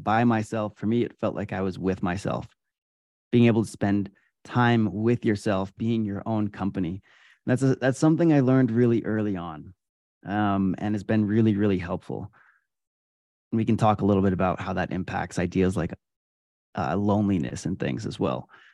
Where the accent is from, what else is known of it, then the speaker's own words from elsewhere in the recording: Adirondack Mountains, upstate New York, United States; I grew up in the Adirondack Mountains in upstate New York